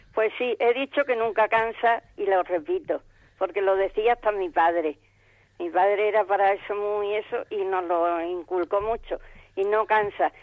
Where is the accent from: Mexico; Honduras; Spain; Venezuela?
Spain; Badajoz, Extremadura; de Badajoz, mm, de Badajoz, Badajoz